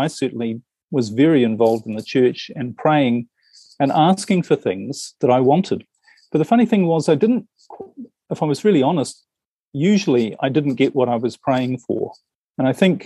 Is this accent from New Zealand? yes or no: yes; New Zealand; now in Europe; I'm originally from New Zealand, and I spend most of my time in Europe these days